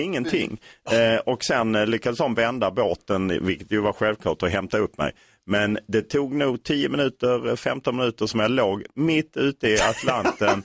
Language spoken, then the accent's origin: Swedish; Lund, Skåne, Sweden; Lund där jag är uppvuxen.